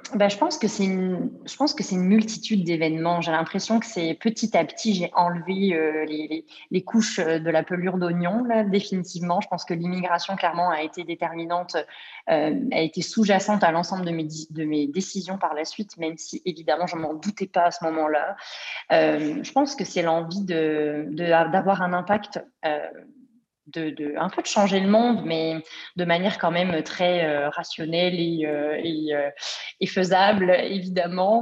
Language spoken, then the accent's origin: French; Bourgogne-Franche-Comté, France; moved away as an adult; now in Montreal, Canada; ma région, euh, la Franche-Comté, pour la nommer, puisqu'elle est peu connue, mais j'en suis fière